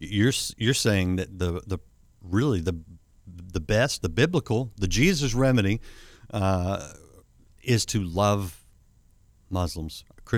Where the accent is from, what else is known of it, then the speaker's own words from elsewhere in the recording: United States; as an American